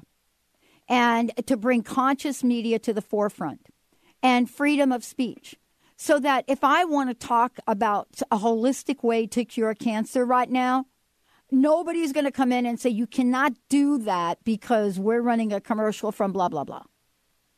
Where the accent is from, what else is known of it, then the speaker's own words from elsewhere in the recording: New York, United States; I grew up in New York with the hot dog stands